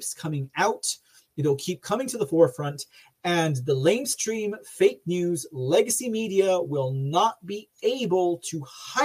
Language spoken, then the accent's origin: English; Texas, United States; I hail from Texas